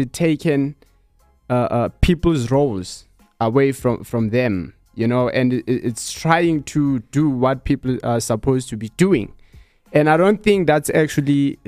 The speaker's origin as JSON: {"language": "English", "region": "Eastern Cape", "country": "South Africa", "tie": "born or raised there", "said": "growing up in Eastern Cape, I was a boy"}